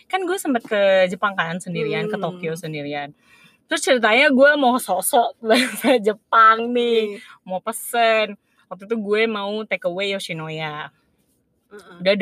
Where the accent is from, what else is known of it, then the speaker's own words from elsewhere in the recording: Indonesia; gue dari Indonesia abis itu abis itu setelah gue jawab uh, pertanyaan dia